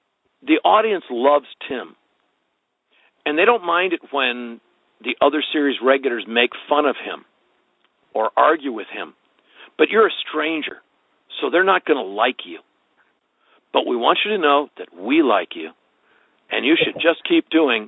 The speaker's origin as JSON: {"language": "English", "region": "Midwest", "country": "United States", "said": "Because I was actually from the Midwest."}